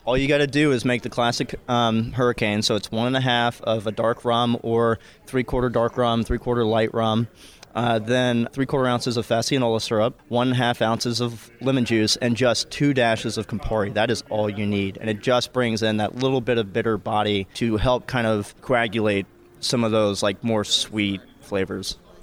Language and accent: English; Macon, Georgia, United States; I'm from Macon, Georgia